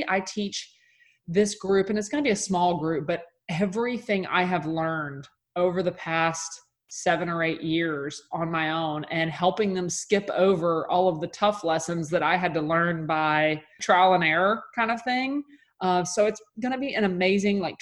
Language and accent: English; Mississippi, United States; I'm from Mississippi. That's just in my blood